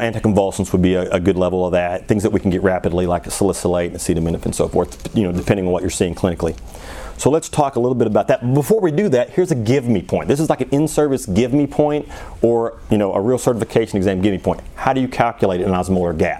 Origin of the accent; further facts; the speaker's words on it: Missouri, United States; now in Arizona, United States; I grew up in Missouri